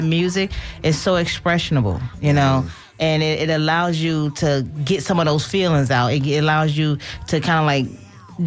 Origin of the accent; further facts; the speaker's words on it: New York, United States; now in Tampa, United States; New York because that's my hometown